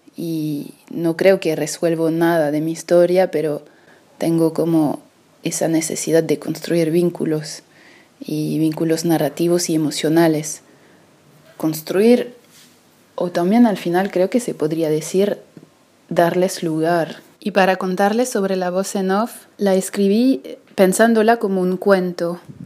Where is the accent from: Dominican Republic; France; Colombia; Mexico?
France; Paris, Île-de-France; yo crecí en París